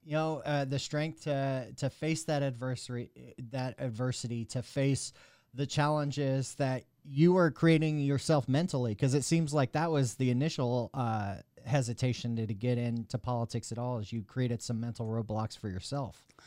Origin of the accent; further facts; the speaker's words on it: Mesquite, Texas, United States; also born or lived in Houston, Texas; I grew up in Mesquite